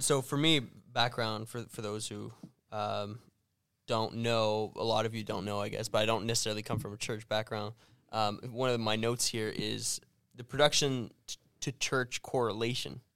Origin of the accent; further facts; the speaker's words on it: Canada; we're from canada